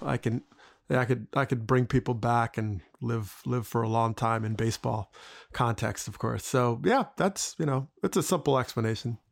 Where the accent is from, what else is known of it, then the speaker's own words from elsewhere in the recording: New Jersey, United States; I grew up in Jersey